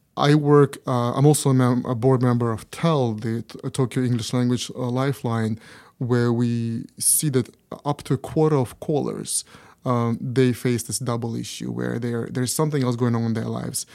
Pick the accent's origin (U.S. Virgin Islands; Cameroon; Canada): Canada; now in Japan; in Canada, uh, which is my home country